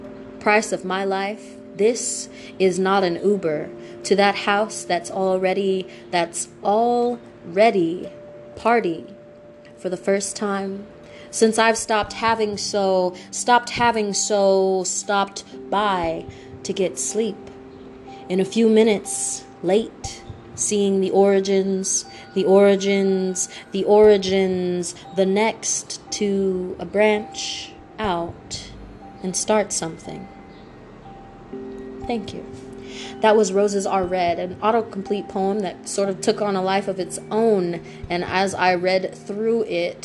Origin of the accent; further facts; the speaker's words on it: United States; I am from right here